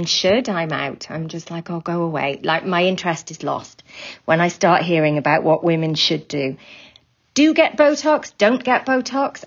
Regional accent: Wales, United Kingdom; I'm from Wales

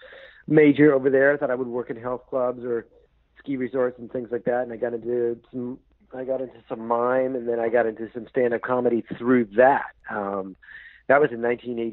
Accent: Northern California, United States; also born or lived in Yonkers, New York / San Francisco / Los Angeles; born in Yonkers, New York, but then quickly out to California, grew up in Northern California

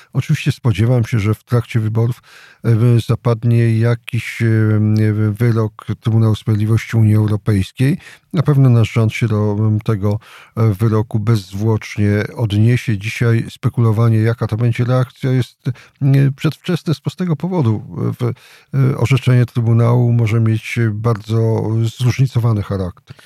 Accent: Jasło, Subcarpathian Voivodeship, Poland; Sam pochodzę z takiego typowego miasta powiatowego, czyli Jasła.

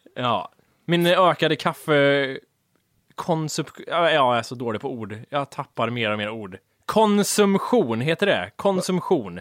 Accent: Värmland, Sweden; Vi, vi har ju uppväxta med det här. Vi kommer från Värmland

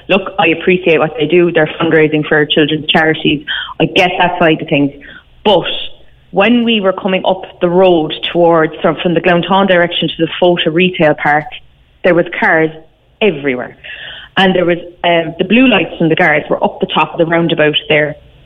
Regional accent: Ballincollig, County Cork, Ireland; We are from Ballincollig, so we just decided to go for a Sunday spin to the range in Little Island, as you do.

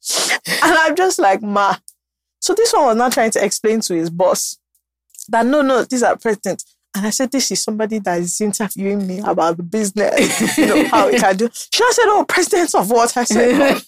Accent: Ogun State, Nigeria; I'm from Ogun State

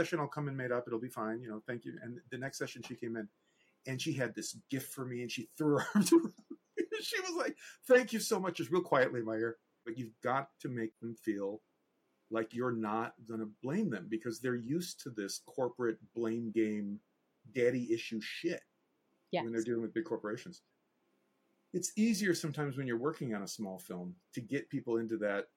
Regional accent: United States

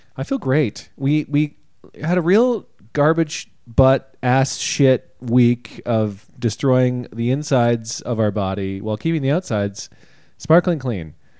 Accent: Canada; we've been labeled Canadians when we come off stage, even though we don't say we're Canadian on stage

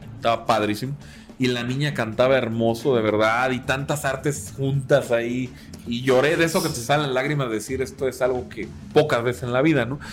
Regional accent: Mexico

